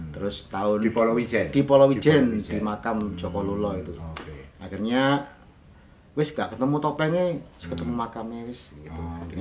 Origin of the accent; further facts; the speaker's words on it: Malang, East Java, Indonesia; Saya kan orang Malang, jadi uh ah. -huh. kalau